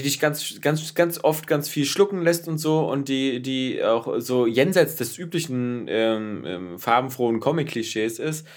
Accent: Berlin, Germany; aufgewachsen äh, und geboren in Berlin in der Böttcherstraße.

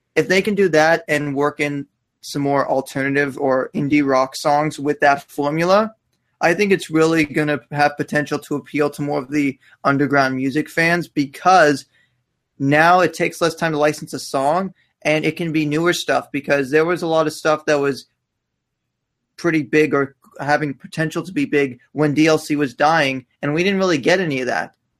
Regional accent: Canada; I'm Canadian

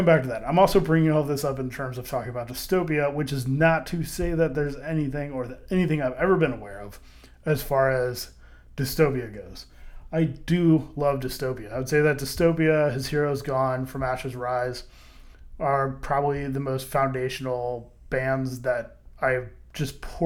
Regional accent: St. Louis, Missouri, United States; I was from St. Louis, as far as where I grew up. I wasn't born there, but I did live in St. Louis

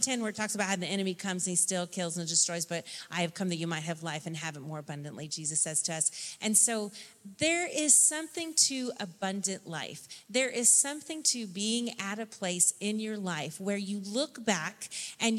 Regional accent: Tennessee, United States; my childhood, of growing up in Tennessee

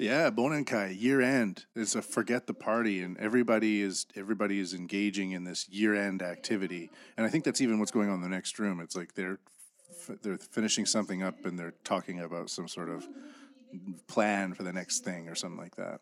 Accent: Canada; I'm from Canada, and I grew up in the, in the sticks

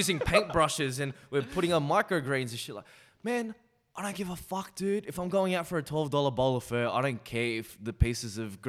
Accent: Australia; I'm Australian.

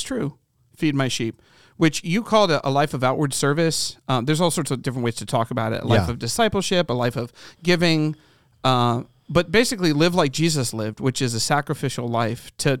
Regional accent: Midwest, United States; I'm from the Midwest, I was like, oh, we are not in Kansas anymore

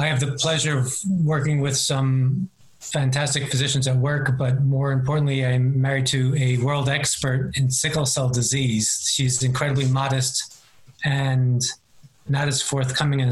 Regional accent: New York City, New York, United States; I was born and raised in Queens, New York

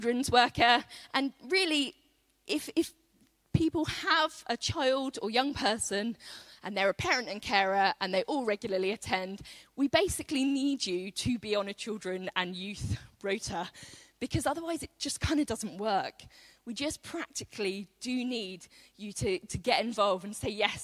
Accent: United Kingdom; as British people

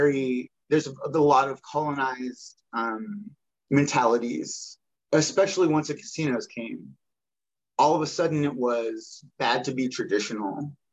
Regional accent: Pearl River, Mississippi, United States; moved away as an adult; now in Meridian, United States; Yeah, I was born on the Pearl River Choctaw Reservation in 1982. Yeah, in Mississippi. That's in Mississippi. In East Central Mississippi, about a four-hour drive from Bull Bonsha, which is New Orleans. I lived there till I was 22.

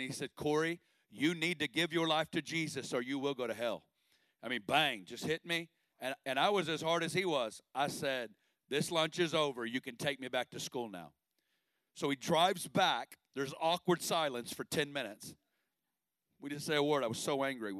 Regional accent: Northwest Arkansas, United States; I'm originally from Northwest Arkansas, and uh, I grew up in a great family

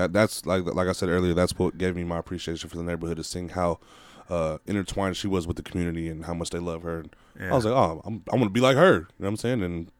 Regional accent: San Francisco, California, United States; I'm from the Sunset District of San Francisco, California. Outbound.

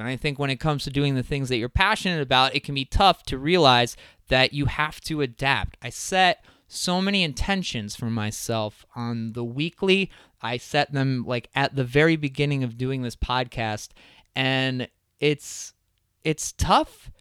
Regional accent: Crystal Lake, Illinois, United States; I'm from Crystal Lake

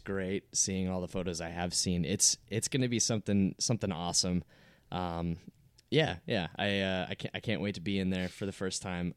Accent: Minneapolis, Minnesota, United States; I grew up in the Metrodome. Like, I grew up being in the Metrodome all the time

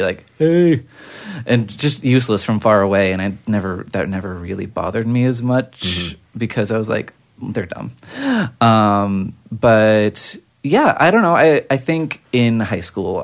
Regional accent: Anaheim, California, United States; I grew up in Anaheim

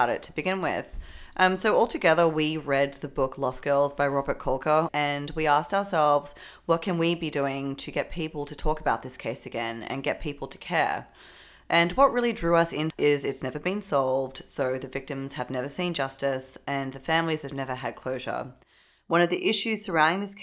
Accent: Australia; accent: Australian; now in New York, United States; As you can probably tell from my accent, I'm Australian

